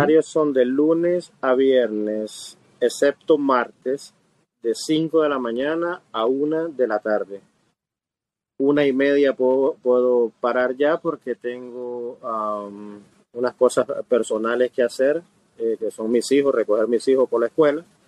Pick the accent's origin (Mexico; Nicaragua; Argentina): Nicaragua; now in Miami, United States; originalmente de Nicaragua, nicaragüense soy y tengo alrededor de 28 años de estar